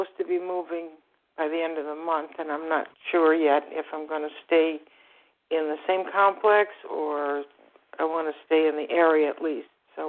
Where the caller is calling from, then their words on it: Florida, United States; I'm also from Florida, South Florida. We had quite a bit of rain, but no hurricanes.